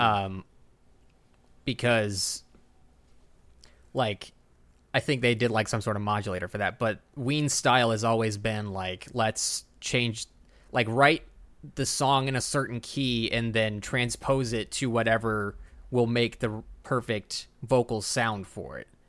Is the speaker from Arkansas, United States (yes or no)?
no; Texas, United States; I'm Texan